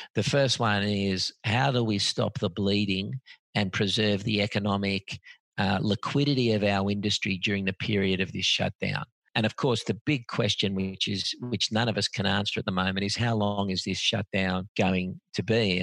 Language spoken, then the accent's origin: English; Australia; I was born and bred in Australia